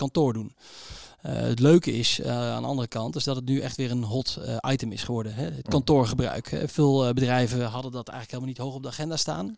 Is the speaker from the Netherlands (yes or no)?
yes; Utrecht, Netherlands; ik eh, ben eh, geboren in Utrecht.